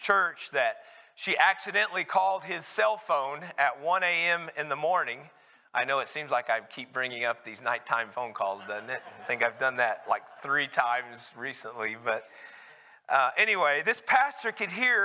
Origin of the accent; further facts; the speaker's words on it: Carlsbad, New Mexico, United States; my growing up in Carlsbad, New Mexico